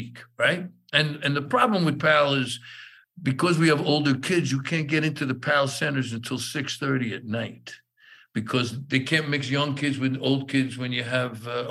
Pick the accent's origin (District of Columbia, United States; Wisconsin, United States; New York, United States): New York, United States; New York City; I grew up in East New York and Brooklyn